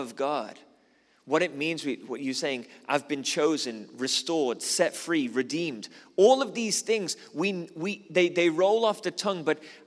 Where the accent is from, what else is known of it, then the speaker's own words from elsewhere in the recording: Liverpool, North West England, United Kingdom; moved away as an adult; now in South Africa; I'm originally from Liverpool